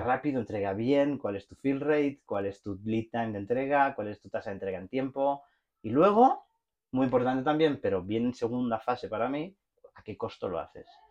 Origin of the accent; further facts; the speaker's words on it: Barcelona, Catalonia, Spain; moved away; also born or lived in Mexico; por mi acento se debe de notar, soy eh, soy de Barcelona